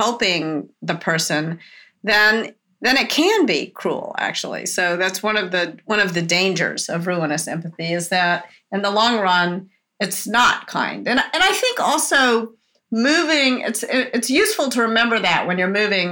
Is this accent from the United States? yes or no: yes; the South, United States; I was brought up in the South as a woman, or as a girl, I guess, when I was a child